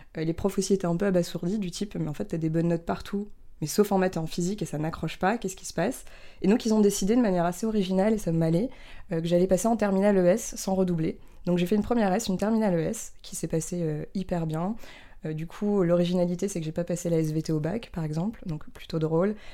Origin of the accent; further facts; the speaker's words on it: near Strasbourg, Alsace, Grand Est, France; moved away; also born or lived in Paris; J'ai grandi près de Strasbourg, à la campagne, dans une petite famille